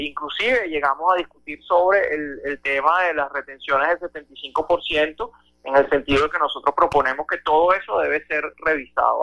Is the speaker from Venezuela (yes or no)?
yes; Venezuela; como venezolanos